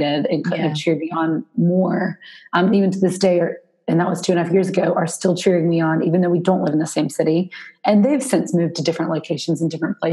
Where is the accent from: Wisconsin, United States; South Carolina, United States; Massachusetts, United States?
South Carolina, United States; Spartanburg; now in Raleigh, United States; I now live in Raleigh, North Carolina, but I'm from South Carolina. So I'm from a, I would consider a small town compared to Raleigh, at least, Spartanburg